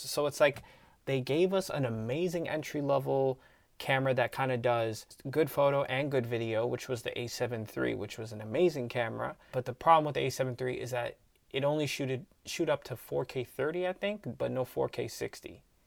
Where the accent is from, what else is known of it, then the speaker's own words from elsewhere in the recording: Canada; we're from Canada